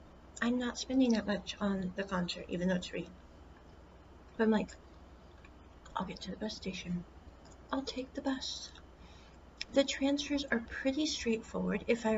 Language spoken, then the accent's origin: English; Midwest, United States; moved away as an adult; now in Taiwan; Like in the States, I grew up in the Midwest.